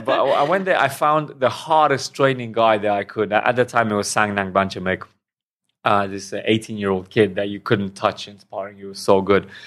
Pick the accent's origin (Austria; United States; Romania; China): Romania; moved away as an adult; also born or lived in England / Thailand; now in Hua Hin, Thailand; from Romania originally. Then I moved to England about nine years ago. And then for the past two years, I've been living in Thailand.